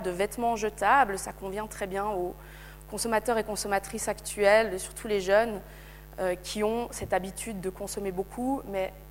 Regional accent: Switzerland; l'appareil de surveillance en tant que Suisse, en tant qu'Occidentaux, d'aller mener l'enquête.

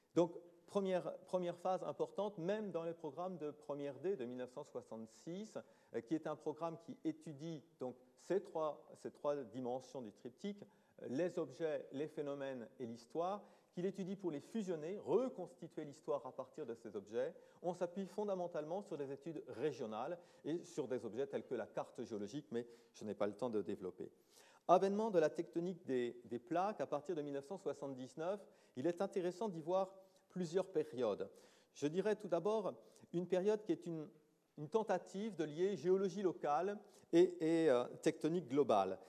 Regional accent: France; chez nous en France

